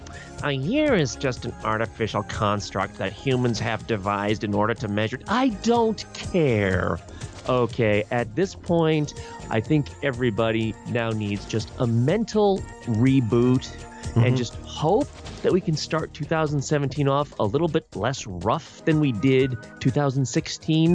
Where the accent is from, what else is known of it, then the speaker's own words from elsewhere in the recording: United States; as an American